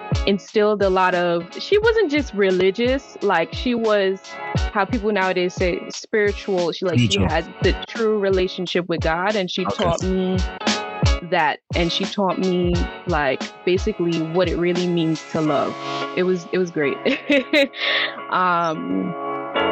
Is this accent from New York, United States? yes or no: yes; New York City, New York, United States; also born or lived in Massachusetts; I was born in Massachusetts, but I'm from Brooklyn